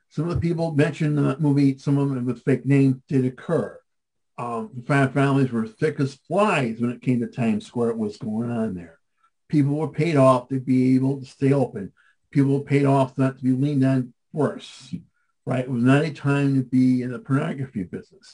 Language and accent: English; Madison, Wisconsin, United States; moved away as an adult; also born or lived in Milwaukee, Wisconsin; I grew up in Madison, Wisconsin